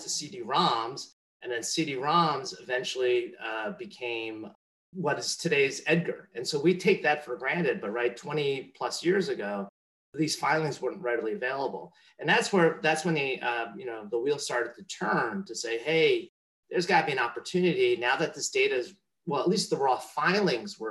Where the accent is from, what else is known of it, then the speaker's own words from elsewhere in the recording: New Jersey, United States; moved away as an adult; also born or lived in Korea / Rutherford, New Jersey / Oradell, New Jersey / Menlo Park, California; now in Silicon Valley, United States; I grew up in New Jersey